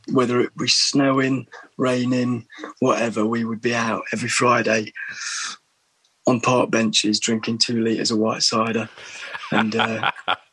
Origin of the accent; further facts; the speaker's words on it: Berlin, Germany; born there; Hence, why I was born in Berlin. Actually, I was